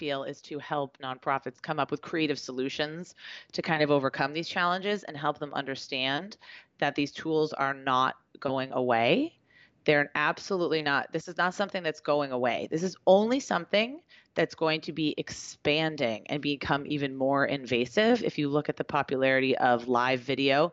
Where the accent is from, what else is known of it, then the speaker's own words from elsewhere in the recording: Beverly, Massachusetts, United States; also born or lived in Boston; Where I live, my hometown